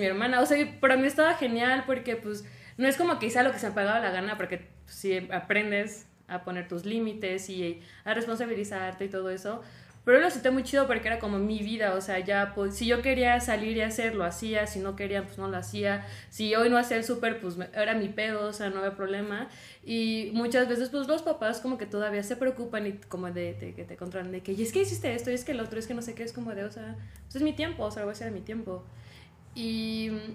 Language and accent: Spanish; Tabasco, Mexico; moved away as an adult; soy de Tabasco y pues ahí la verdad no hay como buenas universidades.